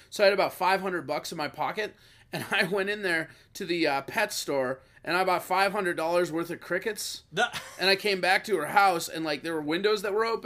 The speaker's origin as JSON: {"language": "English", "town": "Hopkins", "country": "United States", "said": "I'm from Hopkins"}